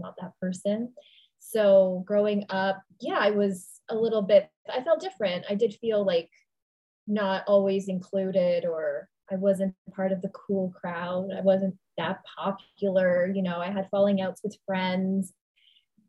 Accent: Toronto, Ontario, Canada; also born or lived in New York; I'm Canadian. So I really had no other options in New York other than waitressing at that time. So I went back home to Toronto

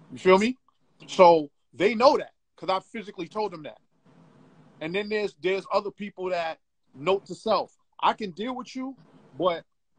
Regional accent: New York City, New York, United States; you gotta understand where I come from, bro. I come from Bed-Stuy.

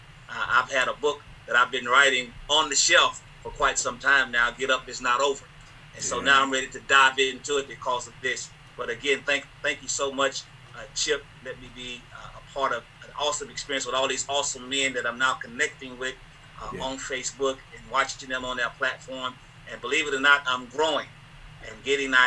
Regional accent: Houston, Texas, United States; born and raised in Houston, Texas

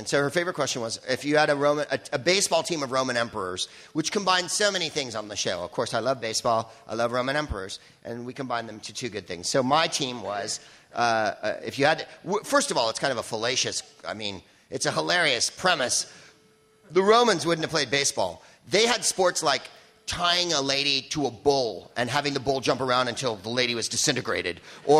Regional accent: San Francisco, California, United States; I'm another comic from San Francisco.

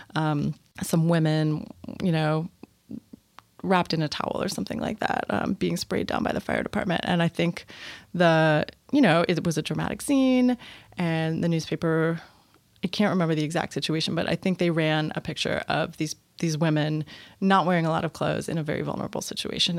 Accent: Washington, District of Columbia, United States; I moved back to D C, which was, uh, my hometown

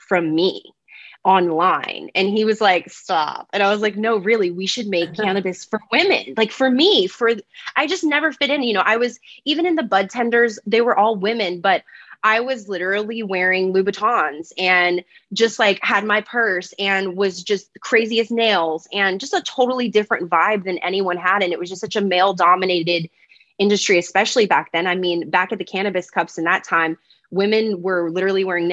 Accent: Louisiana, United States; moved away; also born or lived in Los Angeles, United States; I grew up in Louisiana, town of 700 people

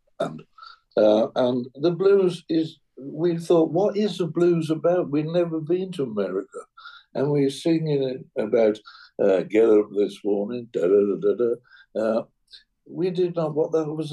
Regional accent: England, United Kingdom; as an Englishman

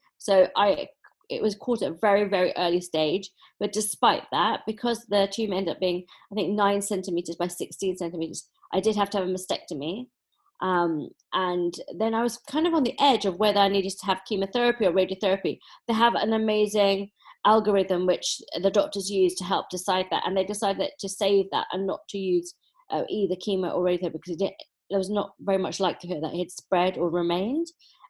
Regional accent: London, United Kingdom; I was born in Dulwich.

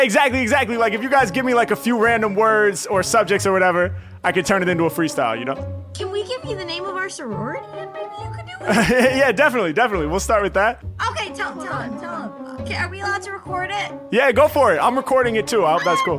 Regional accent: Los Angeles, California, United States; I'm from uh, Los Angeles

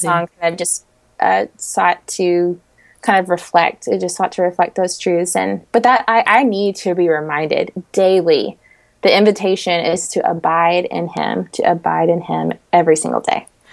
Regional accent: Middle Tennessee, United States; moved away as an adult; also born or lived in Washington, D.C. area; now in Kentucky, United States; I'm from the Middle Tennessee area.

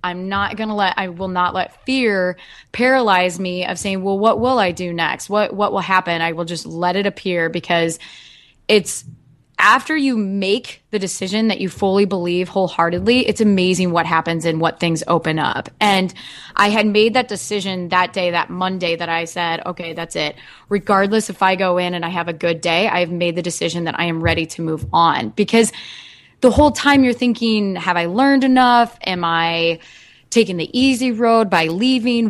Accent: Dubuque, Iowa, United States; also born or lived in West Des Moines, Iowa; I'm originally from Iowa, from Dubuque

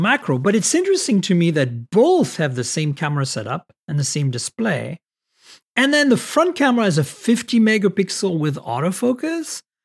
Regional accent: France; moved away; Growing up in France

